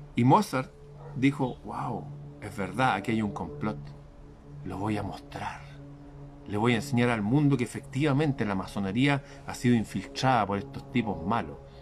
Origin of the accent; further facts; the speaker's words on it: Chile; en mi país